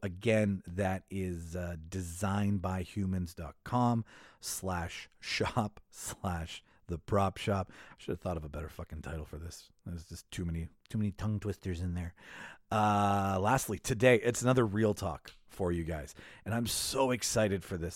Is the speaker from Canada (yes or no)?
yes; Winnipeg, Manitoba, Canada; Winnipeg, Manitoba, Canada, my hometown